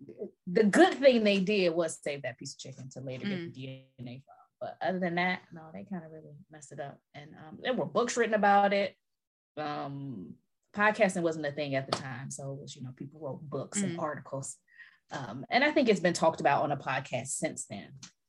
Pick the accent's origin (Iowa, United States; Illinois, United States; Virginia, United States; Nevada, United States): Illinois, United States; Chicago; Girl, I'm from Chicago. All of it's true.